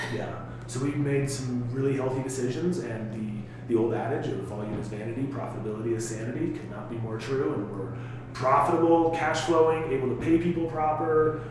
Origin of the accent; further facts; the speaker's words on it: Sterling, Colorado, United States; also born or lived in Buena Vista; I grew up in rural Colorado. I grew up in Sterling originally, and then moved to Buena Vista in the early mid '90s